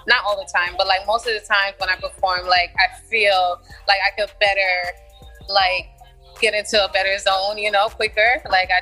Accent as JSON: {"language": "English", "town": "New York City", "region": "New York", "country": "United States", "tie": "born or raised there", "also_born_or_lived": "East Orange, New Jersey", "said": "for my whole life, I lived in Brooklyn. Mm-hmm. My mind, I'm a Brooklynite"}